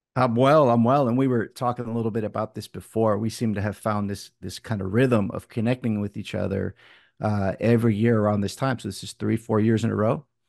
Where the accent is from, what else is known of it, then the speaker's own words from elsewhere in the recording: Tarpon Springs, Florida, United States; in my hometown in Tarpon Springs, Florida.